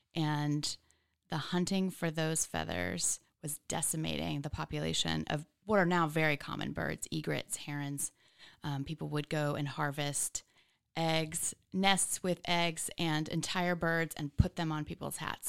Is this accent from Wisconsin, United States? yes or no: no; Katy, Texas, United States; now in Austin, United States; I was born in Houston.